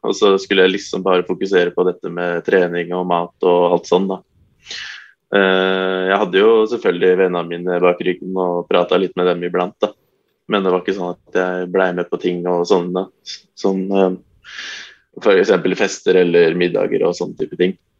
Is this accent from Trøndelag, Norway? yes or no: no; Nittedal, Akershus, Norway; Jeg er jo egentlig fra Nittedal, men det er jo Eh, halv, eller sju minutter unna Oslo